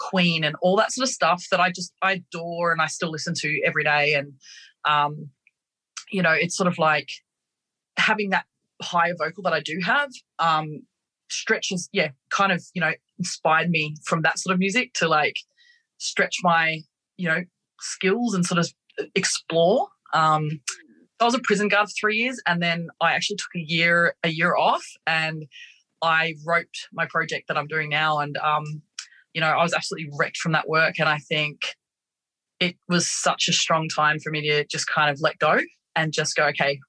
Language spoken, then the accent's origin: English; Sydney, New South Wales, Australia; now in Melbourne, Australia; I grew up in Sydney